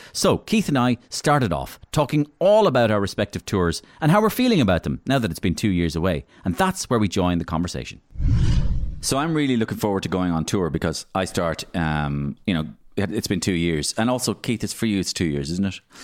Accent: Waterford, Munster, Ireland; we're both from Waterford, So we're both blatheads

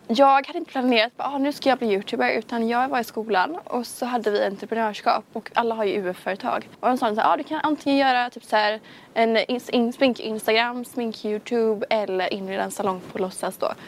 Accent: Kungsbacka, Halland County, Sweden; jag är 19 år från Kungsbacka

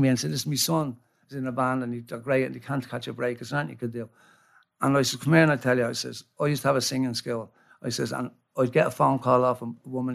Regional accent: Ireland; I love being Irish

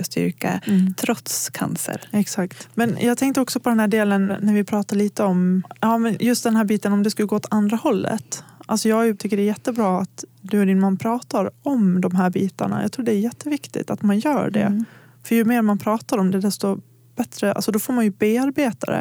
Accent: Gagnef, Dalarna County, Sweden; moved away; also born or lived in Borlänge; om jag har varit hemma i Gagnef

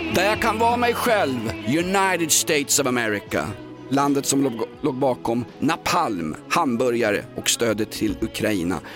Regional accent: Stockholm, Stockholm County, Sweden; jag är kolonial stockholmare

